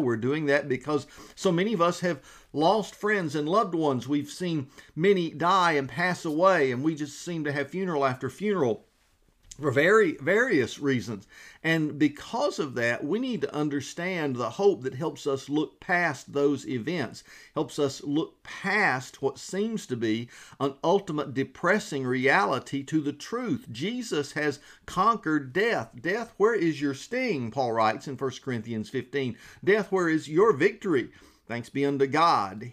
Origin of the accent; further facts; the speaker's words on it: Georgia, United States; now in South Carolina, United States; we are from Georgia